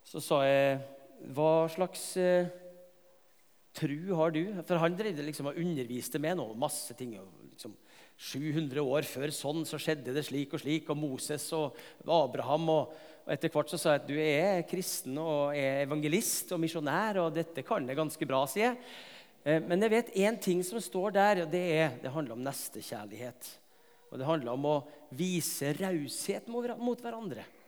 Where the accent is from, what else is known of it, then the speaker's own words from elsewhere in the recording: Tingvoll, Møre og Romsdal, Norway; moved away; på Tingvoll i heimbygda mi